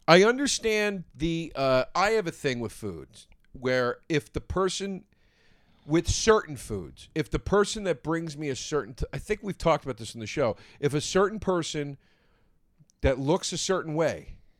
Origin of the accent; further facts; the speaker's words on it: Philadelphia, Pennsylvania, United States; I'm not from New York, I'm from Philly.